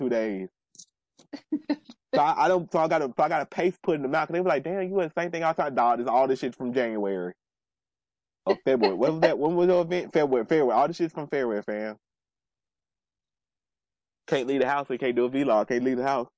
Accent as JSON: {"language": "English", "region": "New York", "country": "United States", "said": "I'm a New Yorker"}